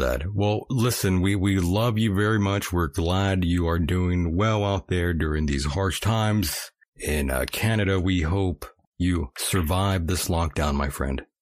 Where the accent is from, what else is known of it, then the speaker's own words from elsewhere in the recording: near Brawley / El Centro, California, United States; Very close to where I am, my hometown